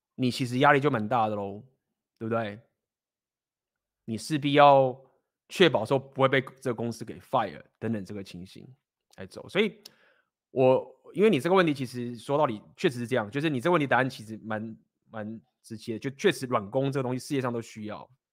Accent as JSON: {"language": "Chinese", "country": "Taiwan", "said": "身为台湾人该负的责任"}